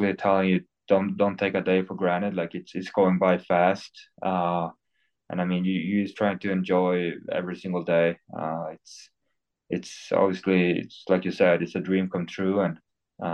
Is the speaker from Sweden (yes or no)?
yes; Sweden; English is a second language; now in Detroit, United States